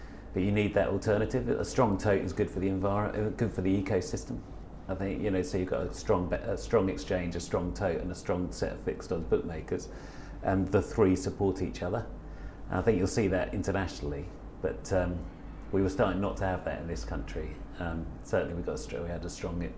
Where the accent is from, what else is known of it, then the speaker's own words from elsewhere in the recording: Newmarket, East of England, United Kingdom; I grew up in Newmarket